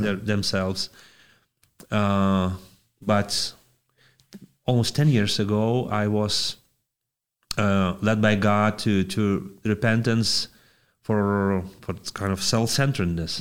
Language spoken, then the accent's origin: English; Panevėžys, Panevėžys County, Lithuania; I'm from Panevėžys, Lithuania